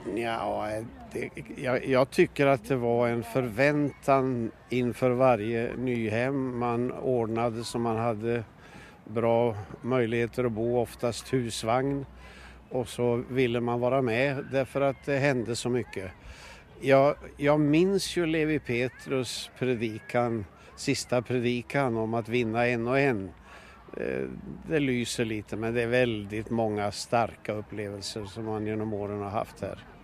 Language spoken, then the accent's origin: Swedish; Bollnäs, Gävleborg County, Sweden; also born or lived in Norrköping / Gothenburg / Trollhättan / Värnamo; now in Sveg, Sweden; jag är uppvuxen i Bollnäs